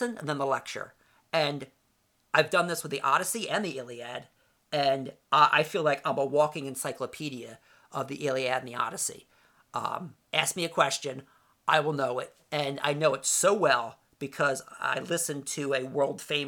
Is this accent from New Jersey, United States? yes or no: yes; Voorhees, New Jersey, United States; also born or lived in Camden, New Jersey; I lived in Voorhees, moved there in 1970 from Camden